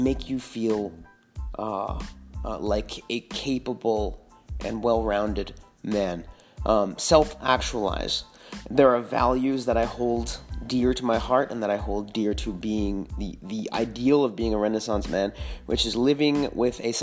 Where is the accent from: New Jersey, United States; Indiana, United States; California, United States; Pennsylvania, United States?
California, United States; Northern; now in Austin, United States; I'm from Northern California